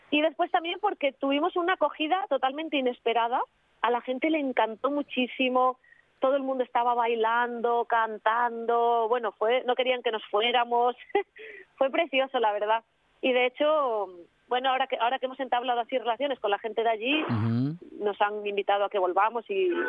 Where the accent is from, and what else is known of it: Oviedo, Asturias, Spain; born or raised there